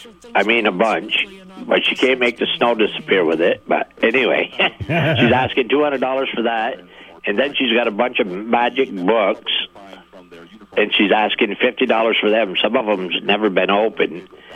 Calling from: Highgate, Vermont, United States; I'm calling from Highgate.

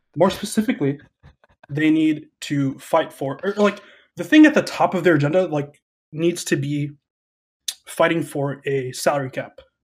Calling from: Chicago, Illinois, United States; I'm calling from Chicago, Illinois.

